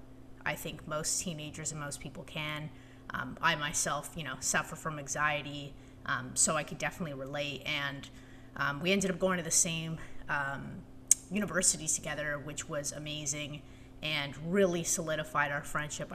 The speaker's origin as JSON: {"language": "English", "town": "Toronto", "region": "Ontario", "country": "Canada", "tie": "born or raised there", "moved": "as an adult", "lives_now": "Washington, D.C., United States", "said": "I lived in Toronto, grew up there, had a really great childhood"}